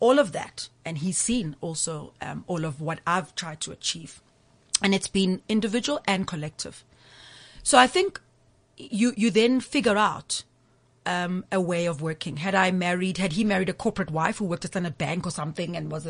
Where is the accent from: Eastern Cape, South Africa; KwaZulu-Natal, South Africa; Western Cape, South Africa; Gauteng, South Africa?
KwaZulu-Natal, South Africa; Umlazi; Growing up in Mlazi, I speak Zulu fluently